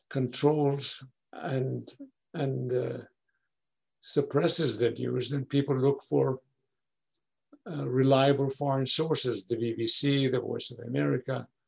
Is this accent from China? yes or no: no; Iran; moved away; also born or lived in Baghdad, Iraq; I was born in Iran, but came to Iran from Baghdad.